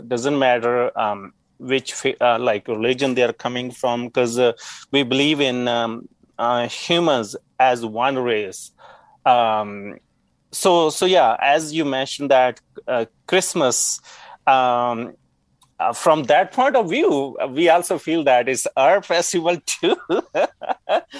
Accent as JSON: {"language": "English", "region": "Punjab", "country": "India", "tie": "born or raised there", "moved": "as an adult", "lives_now": "Yukon, Canada", "said": "I grew up in Punjab"}